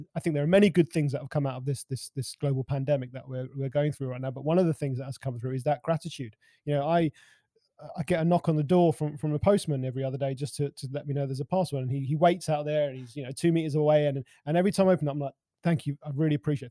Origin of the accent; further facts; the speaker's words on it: London, United Kingdom; I'm a Londoner. I mean, I live just on the outskirts of London.